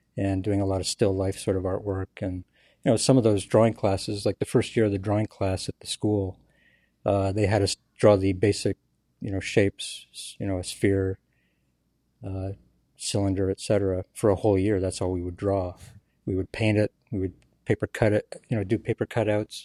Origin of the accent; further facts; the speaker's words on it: Ottawa, Ontario, Canada; I'm from Ottawa, Canada